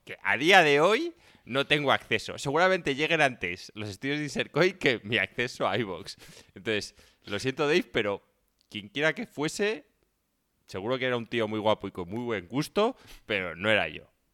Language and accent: Spanish; Spain; nosotros somos como buenos españoles, tío, pata negra.